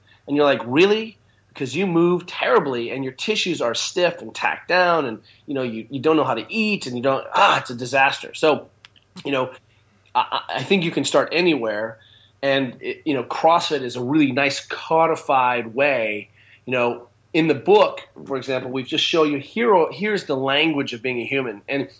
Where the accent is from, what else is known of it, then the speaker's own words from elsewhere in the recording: Maitland, New South Wales, Australia; I'm an Australian trained physio, right? I'm a Maitland guy.